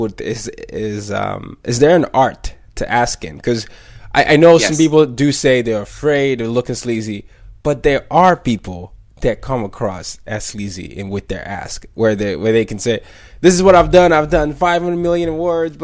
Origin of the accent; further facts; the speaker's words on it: Nigeria; now in United States; even in Nigeria, we used to say that because I'm Nigerian